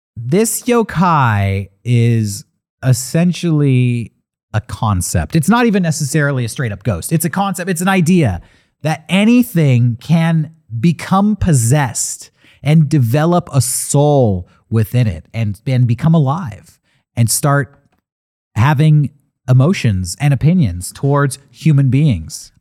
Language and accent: English; United States; as an American